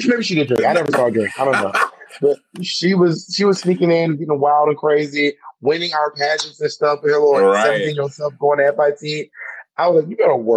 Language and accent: English; Atlanta, Georgia, United States; moved away; I'm from Atlanta